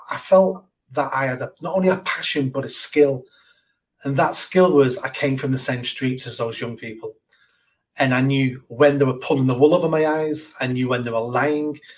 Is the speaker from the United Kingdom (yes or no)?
yes; Manchester, North West England, United Kingdom; I'm from Manchester, born on a notorious council estate. Had a normal childhood. Well, it was normal to me at the time. Um, had no father lived in poverty.